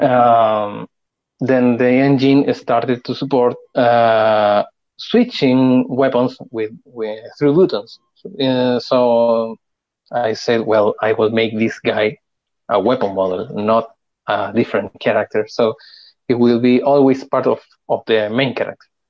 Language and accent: English; Chile; I am from Chile